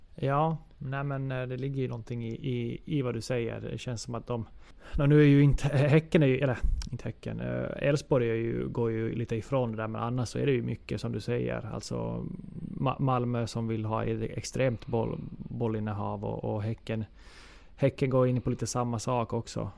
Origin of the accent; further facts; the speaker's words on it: Ostrobothnia, Finland; som österbottning